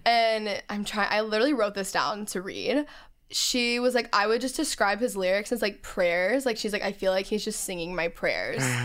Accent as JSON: {"language": "English", "region": "Texas", "country": "United States", "tie": "born or raised there", "moved": "yes", "said": "grew up in Texas"}